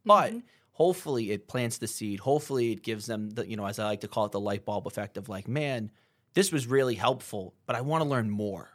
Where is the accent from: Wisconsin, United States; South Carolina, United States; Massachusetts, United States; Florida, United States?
Massachusetts, United States; Methuen; also born or lived in Haverhill, Massachusetts; growing up in Methuen and Haverhill